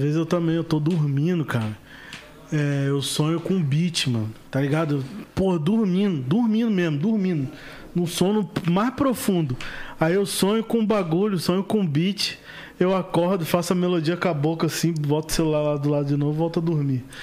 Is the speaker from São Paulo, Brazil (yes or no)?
no; Rio de Janeiro, Brazil; na Nova Holanda lá, onde eu fui criado